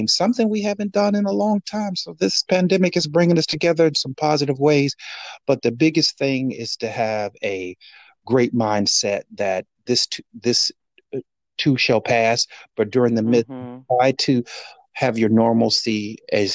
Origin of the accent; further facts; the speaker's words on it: Gary, Indiana, United States; moved away as an adult; born and raised in Gary, Indiana